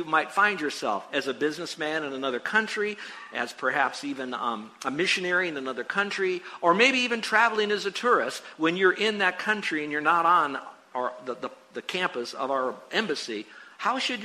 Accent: United States; I'm an American

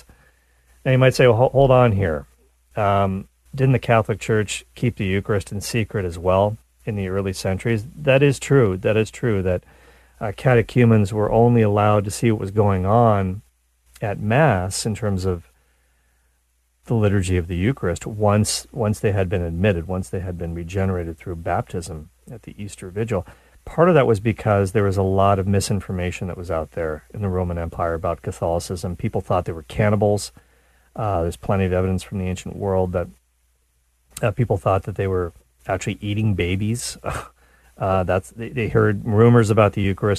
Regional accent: Nova Scotia, Canada; There's a big Mormon community where I grew up in Nova Scotia, Canada

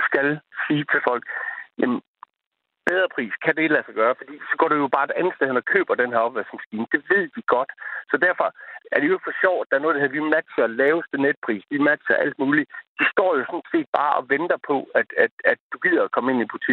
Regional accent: Jutland, Denmark; jeg er også jyde på i hele mit DNA

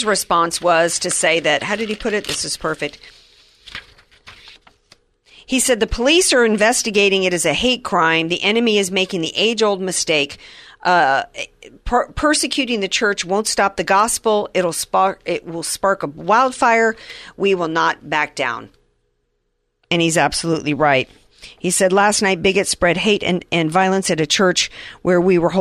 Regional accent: the Bible Belt, the South, United States; when I was a kid and I grew up in the Bible Belt

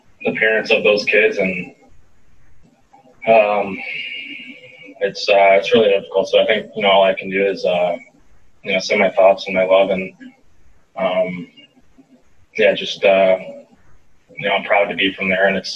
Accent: Oxford, Michigan, United States; born or raised there; moved away

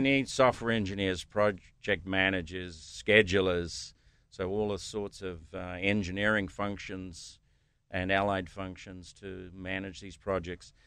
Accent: New Zealand; moved away as an adult; also born or lived in United States; now in Pittsburgh, United States; originally I'm from New Zealand

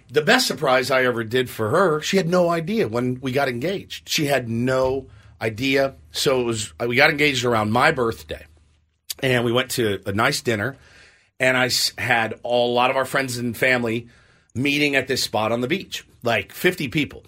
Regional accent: Texas, United States; now in San Diego, United States; I'm from Texas

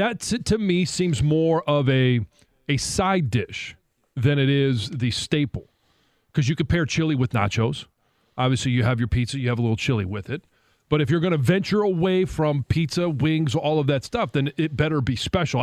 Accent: Philadelphia, Pennsylvania, United States; I'm from Philadelphia, South Jersey area.

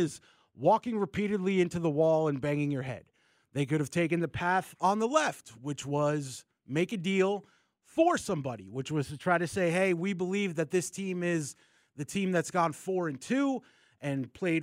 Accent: New Jersey, United States; now in Atlanta, United States; We are both from North Jersey

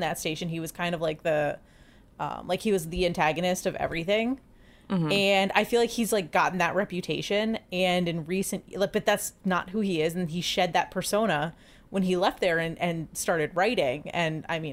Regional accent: Washington, District of Columbia, United States; my hometown Washington Wizards

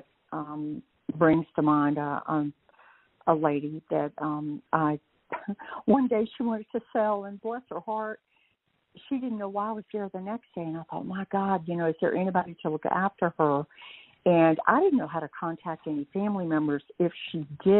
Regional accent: Texas, United States; accent: Texas drawl; moved away as an adult; also born or lived in Northeast Georgia; now in Georgia, United States; I'm originally from Texas. Still have that Texas drawl, apparently

